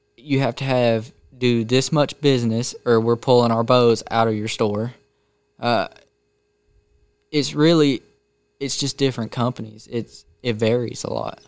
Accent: Canton, Georgia, United States; also born or lived in Woodstock; grew up in Canton, but went to school in Woodstock

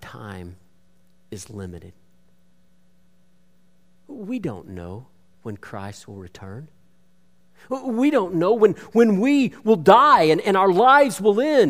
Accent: Bowie, Texas, United States; my hometown of Bowie up in north central Texas

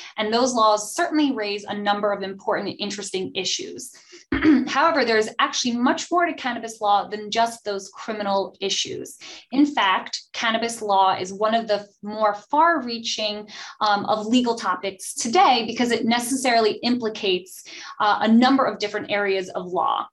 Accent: New Jersey, United States; I am from New Jersey

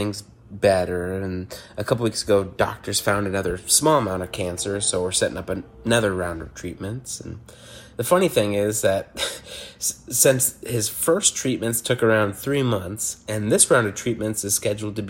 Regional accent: Iowa, United States; moved away; my hometown in Iowa

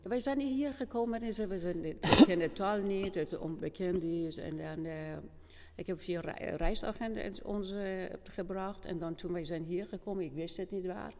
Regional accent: Iran; Dutch is a second language; moved away as an adult; now in Kampen, Netherlands; ik kom uit Iran

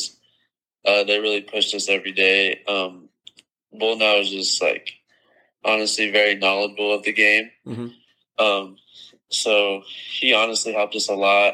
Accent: Arizona, United States; born or raised there

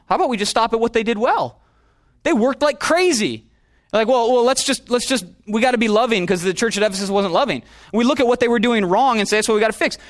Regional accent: Illinois, United States; now in Los Angeles, United States; I'm from Illinois

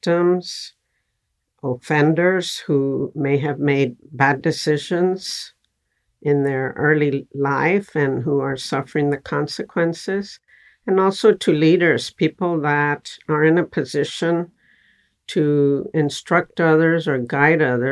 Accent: Texas, United States; I was born in Texas, and I grew up in a family in a barrio

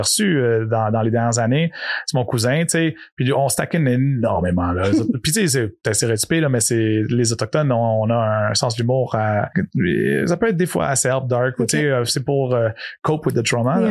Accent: Montreal, Quebec, Canada; also born or lived in Yamaska, Quebec / Odanak, Quebec; à l'âge de 5 ans, je suis, j'ai déménagé à Montréal. Fait que moi, je me considère vraiment Montréalais dans l'âme

